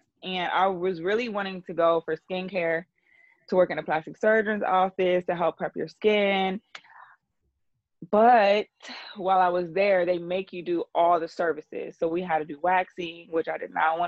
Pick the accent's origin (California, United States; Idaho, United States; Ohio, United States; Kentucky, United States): Ohio, United States; Columbus; moved away as an adult; now in Atlanta, United States; I'm from Ohio, Columbus, Ohio